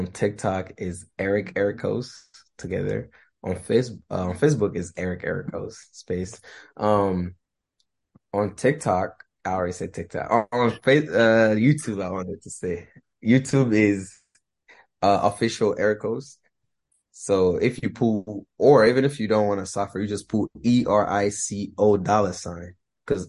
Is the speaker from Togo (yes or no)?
yes; Togo; moved away; I am from West Africa, Togo to be specific